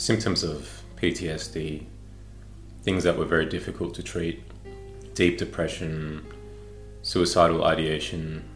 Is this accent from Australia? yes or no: yes; Melbourne, Victoria, Australia; I was born and raised in Melbourne, Australia